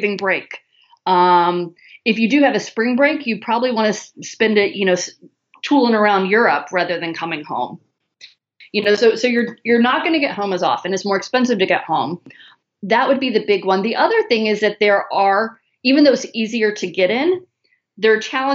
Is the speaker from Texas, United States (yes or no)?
no; Chicago, Illinois, United States; now in Southern United States; I'm from Chicago. I live in the south